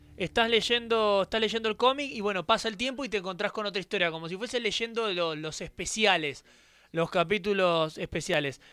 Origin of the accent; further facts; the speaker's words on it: Argentina; now in Merlo, Argentina; lo que somos los argentinos